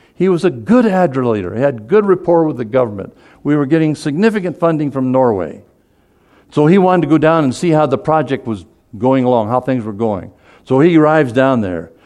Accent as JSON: {"language": "English", "region": "Seoul", "country": "South Korea", "tie": "born or raised there", "said": "I was born in Seoul, Korea."}